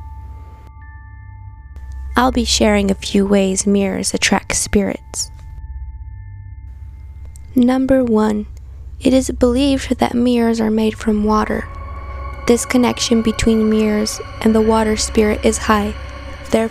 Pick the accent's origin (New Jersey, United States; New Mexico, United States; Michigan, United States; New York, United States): New Mexico, United States; Santa Fe; born and raised in Santa Fe, New Mexico.